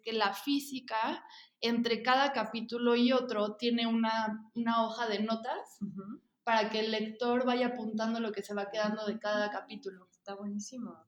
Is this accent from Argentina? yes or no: no; Mexico; soy parte del grupo de memeras mexicanas